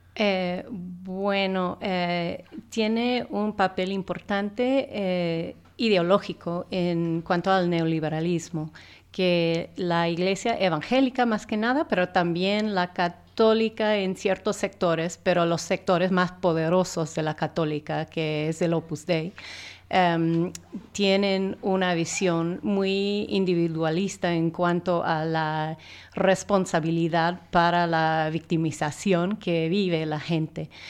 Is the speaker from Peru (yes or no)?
no; United States; Spanish is a second language; como gringa